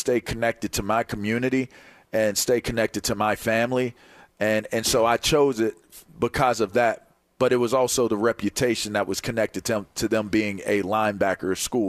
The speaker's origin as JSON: {"language": "English", "town": "Pittsburgh", "region": "Pennsylvania", "country": "United States", "tie": "born or raised there", "said": "And so growing up in Pittsburgh, wanting to do that, I felt like Pitt and Penn State gave me a great opportunity to go down that lane."}